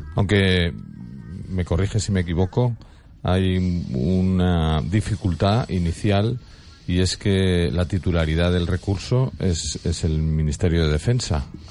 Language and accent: Spanish; Valencia, Valencian Community, Spain; also born or lived in Canary Islands; now in Las Palmas de Gran Canaria, Spain; soy valenciano de origen